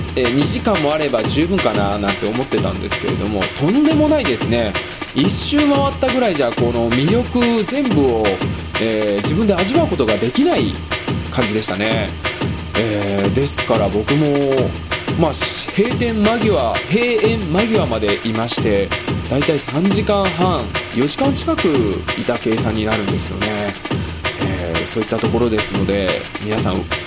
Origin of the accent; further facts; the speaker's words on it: Nishinomiya, Hyogo, Japan; 僕の実家、兵庫県の西宮市なんですけれども